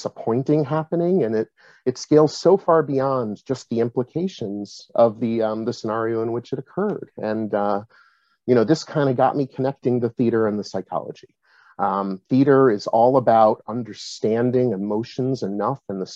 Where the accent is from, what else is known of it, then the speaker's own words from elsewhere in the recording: Massachusetts, United States; also born or lived in upstate New York; I'm originally from upstate New York, moved to Massachusetts pretty young, just in time to start school. And New England and Massachusetts is where I've spent most of my time.